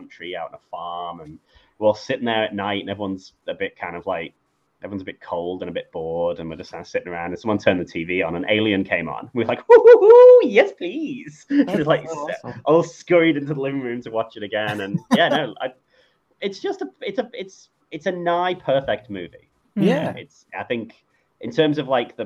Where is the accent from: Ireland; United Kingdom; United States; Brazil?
United Kingdom; England; now in Australia; I live in Australia now, but I grew up in England